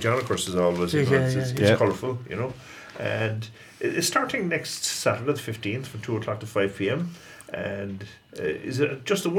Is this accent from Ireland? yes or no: yes; Portumna, Connacht, Ireland; I remember growing up in Portumna